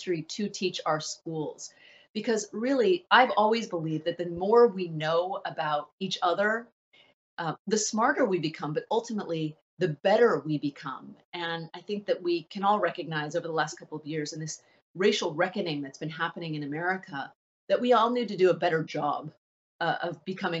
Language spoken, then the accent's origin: English; Sacramento, California, United States; I grew up just outside of Sacramento, California, in a non-diverse suburb.